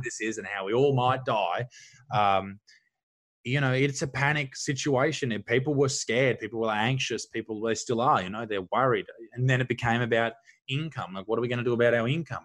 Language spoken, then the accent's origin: English; Newcastle, New South Wales, Australia; Dudley Beach, where I grew up in Newcastle